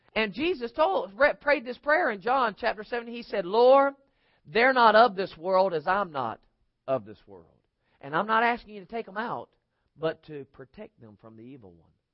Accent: United States; they see me as an American

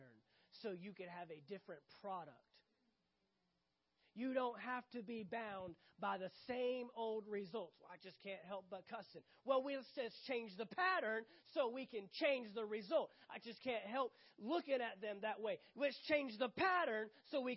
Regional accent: United States; I'm American, United States of that's where I was born

